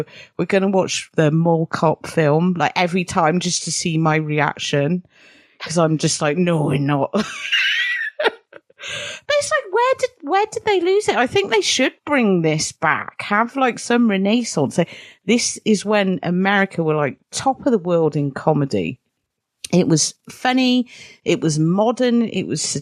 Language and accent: English; United Kingdom; I say that as a Brit